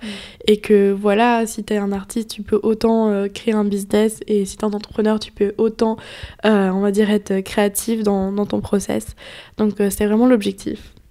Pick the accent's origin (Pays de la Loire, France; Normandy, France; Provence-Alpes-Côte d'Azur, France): Pays de la Loire, France; Nantes; moved away as an adult; now in Paris, France; je viens de Nantes, donc un ah, peu à côté de Nantes.